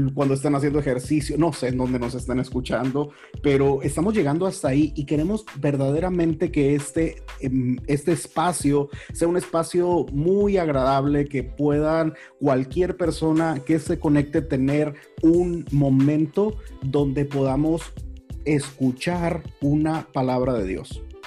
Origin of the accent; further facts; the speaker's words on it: Huatabampo, Sonora, Mexico; also born or lived in Durango, Mexico; Yo crecí en el norte de México, en el sur del estado de Sonora, aunque yo nací en Durango.